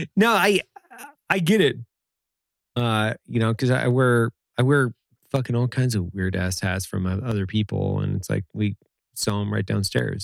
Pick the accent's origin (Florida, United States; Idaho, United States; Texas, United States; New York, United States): Idaho, United States; Lewiston; moved away; I'm from Lewiston originally